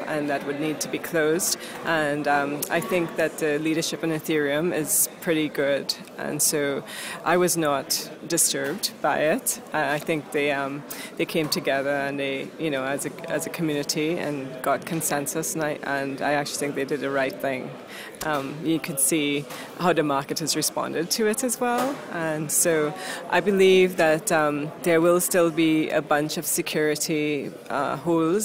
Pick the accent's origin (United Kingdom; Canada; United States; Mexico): Canada; Halifax, Nova Scotia; I am from Halifax, Nova Scotia, Canada